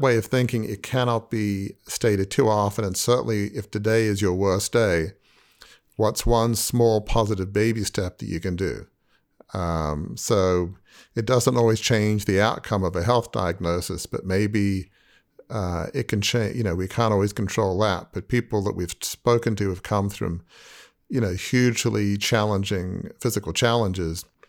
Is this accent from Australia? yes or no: yes; Australia; I'm from Australia